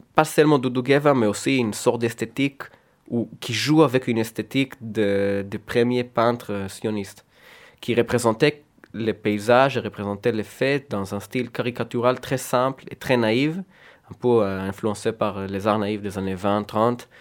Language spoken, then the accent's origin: French; Tel Aviv, Tel Aviv District, Israel; first language Hebrew; French is a second language; now in France; j'ai quitté Tel Aviv très jeune